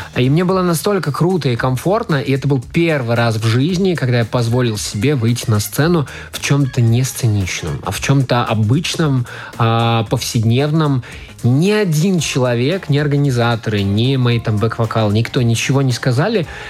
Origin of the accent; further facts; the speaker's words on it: Latvia; also born or lived in Riga; когда я уже вырос и отправился в Ригу покорять столицу